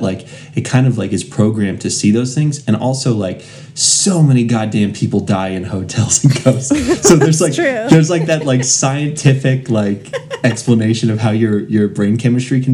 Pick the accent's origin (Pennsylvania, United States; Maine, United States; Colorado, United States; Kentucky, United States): Colorado, United States; I'm from Colorado